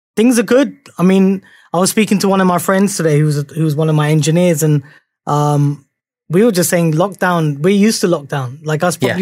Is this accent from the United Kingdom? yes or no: yes; Croydon, London, United Kingdom; growing up in Croydon, I mean, I was I was in Croydon for six years